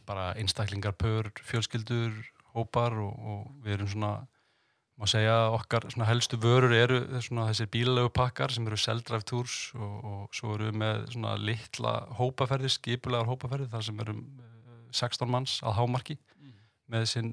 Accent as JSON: {"language": "Icelandic", "town": "Reykjavík", "region": "Capital Region", "country": "Iceland", "tie": "born or raised there", "also_born_or_lived": "Denmark", "said": "ég er vestubæðingur, káeringur, sjálfsögðu, en ég er enda fættur í Danmörku"}